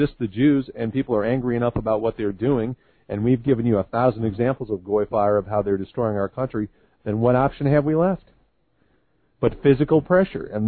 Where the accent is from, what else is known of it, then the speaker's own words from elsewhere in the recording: United States; I am an American